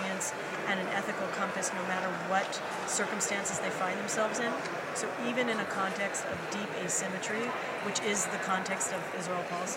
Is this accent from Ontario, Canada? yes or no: no; Montreal, Quebec, Canada; moved away as an adult; now in United States; I'm born and raised in Montreal, and I've now been living in the U.S. about half my life